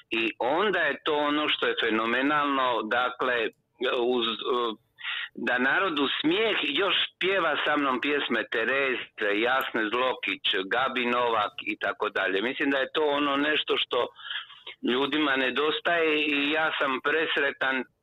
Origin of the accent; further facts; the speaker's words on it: Croatia; koji ti je najdemokratski proizvod kod nas u Hrvata?